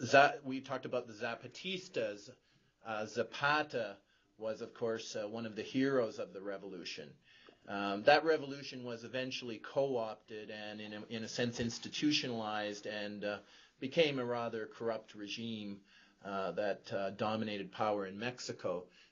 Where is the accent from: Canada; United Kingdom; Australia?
Canada; that as Canadian citizens, we don't use healthcare as a point of division between rich and poor.